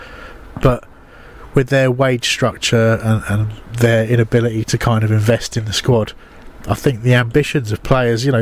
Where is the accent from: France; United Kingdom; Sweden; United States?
United Kingdom; southern England; accent: southern; I am hamstrung by my southern accent